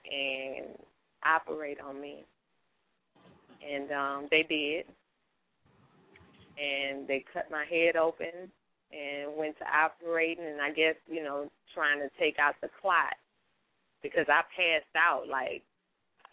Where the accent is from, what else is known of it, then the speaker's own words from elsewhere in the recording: New Orleans, Louisiana, United States; also born or lived in Bronx, New York; I was born in New York, but raised in New Orleans